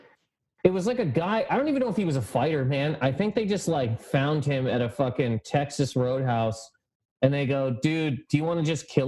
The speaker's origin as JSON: {"language": "English", "town": "Halifax", "region": "Nova Scotia", "country": "Canada", "moved": "yes", "lives_now": "New York, United States", "said": "I'm from Halifax, Nova Scotia, the east coast of Canada"}